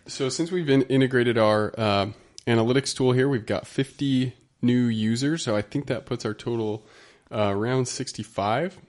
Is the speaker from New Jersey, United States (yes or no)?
no; Utah, United States; moved away as an adult; I'm from Utah. I haven't been out here long enough